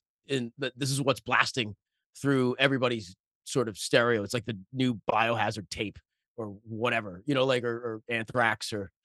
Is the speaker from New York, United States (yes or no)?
yes; Bellerose, New York, United States; I grew up in Belrose, Queens, which it was and still is a working class neighborhood. At the time when I was growing up, it was all Irish Italian, except for me.